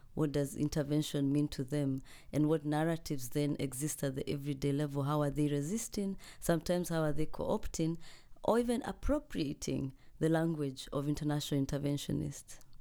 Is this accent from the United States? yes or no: no; Kenya; now in Cambridge, United Kingdom; I am a Kenyan uh, scholar here at the University of Cambridge.